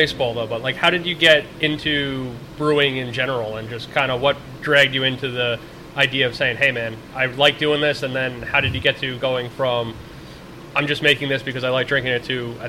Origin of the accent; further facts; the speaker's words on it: Centereach, New York, United States; Mark and I grew up in Center Reach with Bankert's Bakery right there